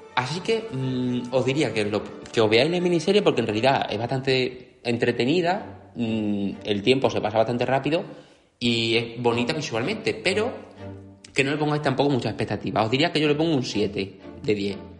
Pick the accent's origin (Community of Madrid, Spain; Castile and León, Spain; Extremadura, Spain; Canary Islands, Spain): Extremadura, Spain; Extremadura, que es mi tierra natal